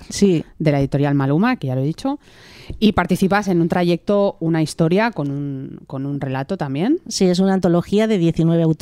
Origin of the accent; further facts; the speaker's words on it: Barcelona, Catalonia, Spain; somos muchos los que hemos nacido en Cataluña